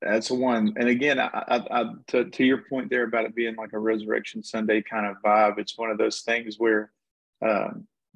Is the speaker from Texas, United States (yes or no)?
yes; Texas, United States; I'm from Texas